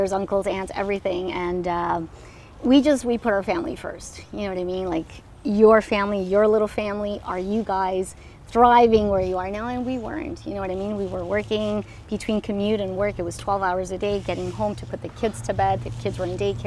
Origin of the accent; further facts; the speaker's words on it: Toronto, Ontario, Canada; moved away as an adult; also born or lived in Burlington, Ontario / Colombia; now in Sackville, Canada; I grew up in Toronto.